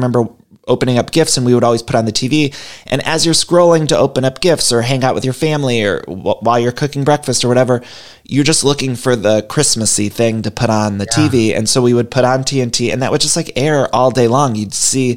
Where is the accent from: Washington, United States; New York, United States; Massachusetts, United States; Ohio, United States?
Ohio, United States; Cleveland; my hometown in Cleveland